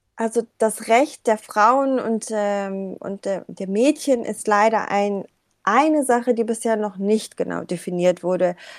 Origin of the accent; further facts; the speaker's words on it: Hamburg, Germany; also born or lived in Kabul, Afghanistan; als Hamburgerin